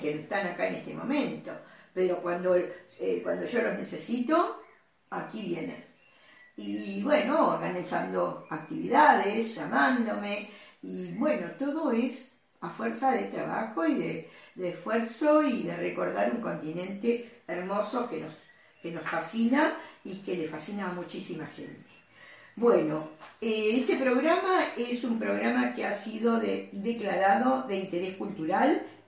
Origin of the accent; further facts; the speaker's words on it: Argentina; mi padre argentino. Yo nací en Argentina